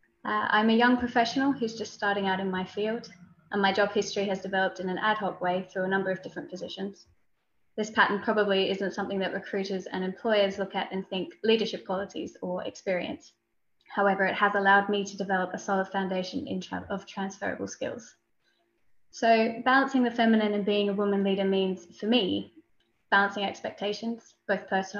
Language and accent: English; Australia; now in United Kingdom; I moved to the UK from Australia nearly 3 years ago, where I studied my master's degree and started working professionally as a parliamentary researcher.